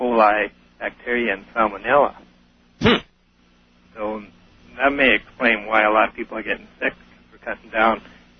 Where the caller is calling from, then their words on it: Saskatchewan, Canada; I'm calling from Saskatchewan, Canada.